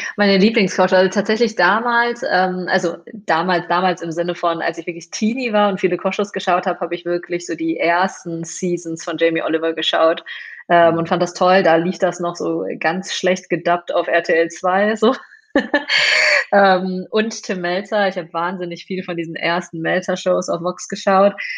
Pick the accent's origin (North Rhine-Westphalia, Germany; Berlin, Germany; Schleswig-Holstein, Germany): North Rhine-Westphalia, Germany; Moers; also born or lived in China / Duisburg; im Pott gelandet und äh, im Grunde genommen auch im Pott aufgewachsen. Ähm, mein Elternhaus ist in Mörs